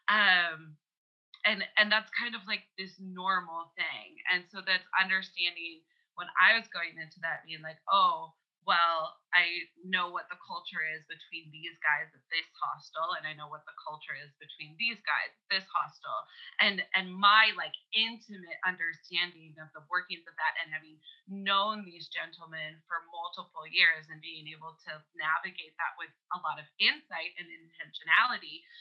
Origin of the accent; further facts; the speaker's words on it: Canada; we're both Canadian as well